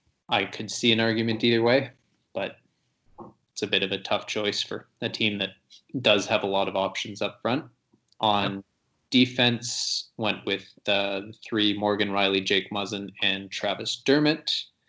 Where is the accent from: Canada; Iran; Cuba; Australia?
Canada; Toronto, Ontario; I grew up in Toronto as well